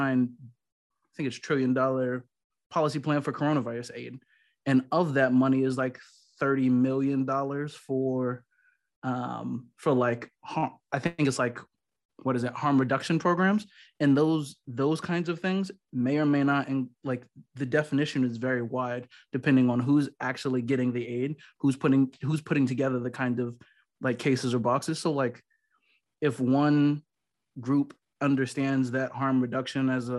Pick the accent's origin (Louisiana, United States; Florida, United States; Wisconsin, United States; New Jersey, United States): New Jersey, United States; now in Los Angeles, United States; I'm from New Jersey